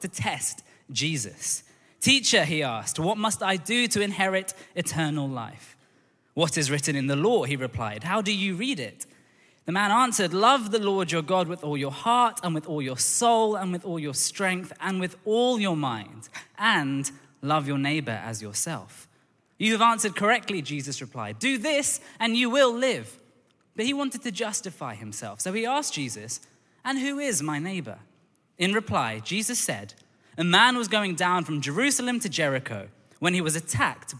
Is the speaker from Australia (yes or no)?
no; London, United Kingdom; I grew up in Tooting in Southwest London